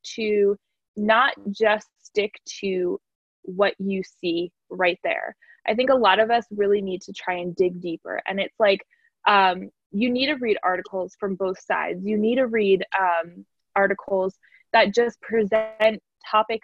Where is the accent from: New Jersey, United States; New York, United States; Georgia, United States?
New Jersey, United States; I'm such a Jersey girl